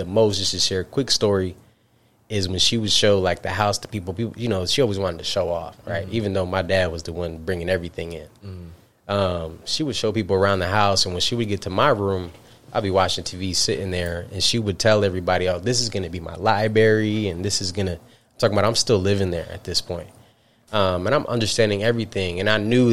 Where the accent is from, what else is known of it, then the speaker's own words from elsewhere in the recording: Albany, New York, United States; I'm upstate New York, right? Albany